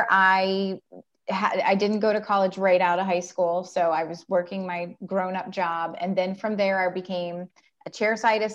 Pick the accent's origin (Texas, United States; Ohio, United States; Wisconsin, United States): Ohio, United States; I'm from Ohio. I've been in Central Ohio for probably 15 years, but I'm just basically from Ohio.